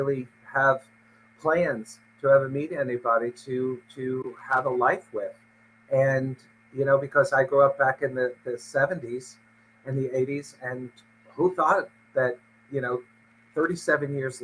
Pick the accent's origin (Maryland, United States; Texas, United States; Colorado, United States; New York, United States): New York, United States; New York City; moved away as an adult; also born or lived in California; now in Connecticut, United States; I grew up in New York City in the Queens section and lived most of my life there until I was about 20, 21